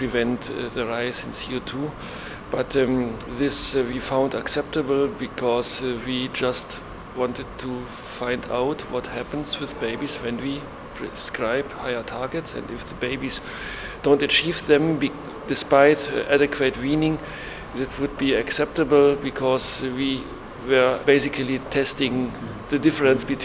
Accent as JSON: {"language": "English", "country": "Germany", "said": "I'm from Germany. I work in Leipzig at the University Hospital"}